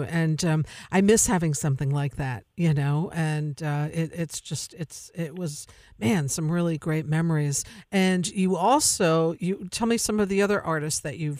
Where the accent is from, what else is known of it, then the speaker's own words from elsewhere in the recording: Tivoli, New York, United States; I grew up in Tivoli